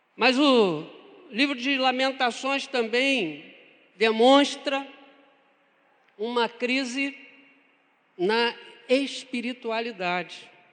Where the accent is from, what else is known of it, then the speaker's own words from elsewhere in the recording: Niterói, Rio de Janeiro, Brazil; sou nascido, criado em Niterói